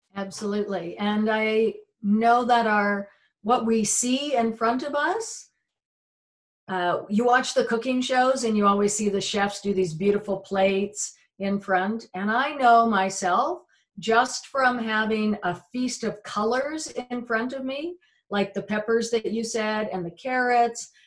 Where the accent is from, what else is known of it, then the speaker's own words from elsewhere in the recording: United Kingdom; I grew up, we're British, and so it was very much roast beef and Yorkshire pudding